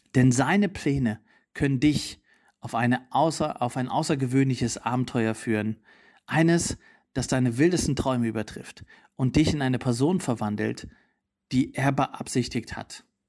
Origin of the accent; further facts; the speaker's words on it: East Germany, Germany; also born or lived in Potsdam / Italy; now in Berlin, Germany; Ich bin in Ostdeutschland aufgewachsen, in einer nichtchristlichen Familie